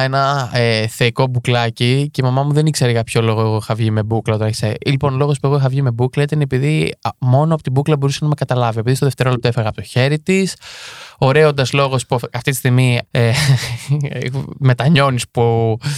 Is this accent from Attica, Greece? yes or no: yes; Marousi, Attica, Greece; γεννήθηκα έτσι στην, στην Αττική, στο Μαρού συγκεκριμένα